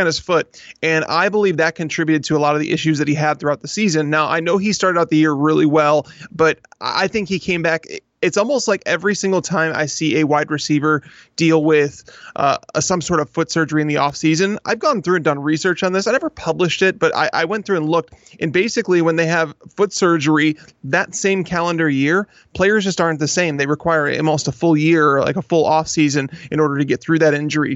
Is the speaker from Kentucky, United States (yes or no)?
no; Chicago, Illinois, United States; I'm from Chicago